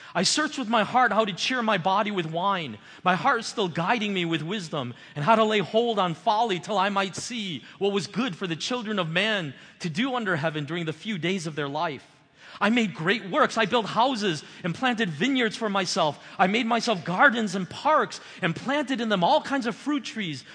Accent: United States; as an American

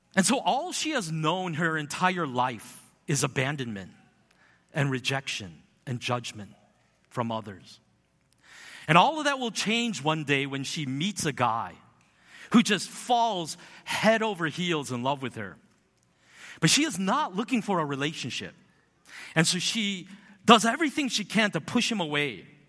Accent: United States; I grew up in America

